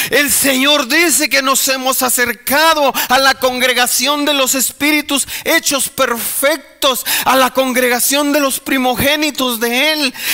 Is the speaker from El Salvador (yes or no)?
yes; El Salvador; nosotros somos los de las pupusas. Nosotros somos los de la cumbia. O sea, ese uh, es, yo soy salvadoreño.